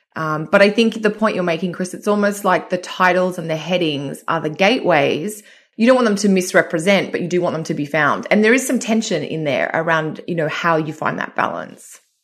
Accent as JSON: {"language": "English", "town": "Sydney", "region": "New South Wales", "country": "Australia", "tie": "born or raised there", "moved": "yes", "said": "I'm here, uh, in Sydney in my old childhood bedroom"}